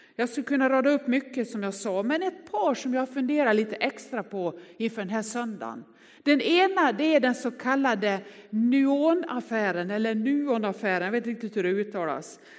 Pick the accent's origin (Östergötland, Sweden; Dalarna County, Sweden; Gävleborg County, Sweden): Dalarna County, Sweden; Västerdalarna; Jag är från Västerdalarna